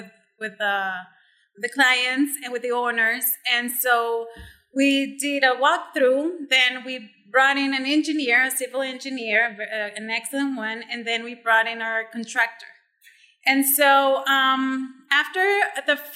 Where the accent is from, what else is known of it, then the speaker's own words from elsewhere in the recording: Sinaloa, Mexico; moved away as an adult; also born or lived in Mexico City; now in Cabo San Lucas, Mexico; I was born in Mexico City and raised in Sinaloa. I've been in Cabo for almost 14 years now